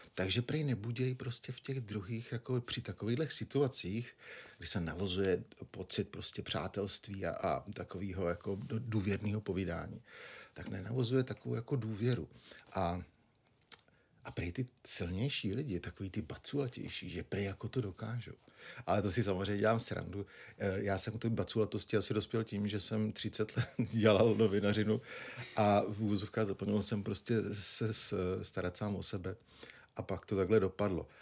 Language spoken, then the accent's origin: Czech; Nymburk, Central Bohemian Region, Czechia; also born or lived in Prague; pocházím z Dimburka, což je 50 km od Prahy, okresní město